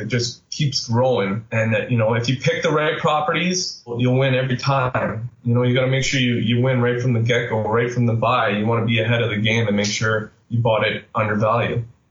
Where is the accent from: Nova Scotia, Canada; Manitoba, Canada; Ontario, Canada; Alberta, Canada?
Ontario, Canada; Sudbury; moved away as an adult; also born or lived in Pickering; I am from Sudbury and I got a great job offer right out of college. So I moved to Pickering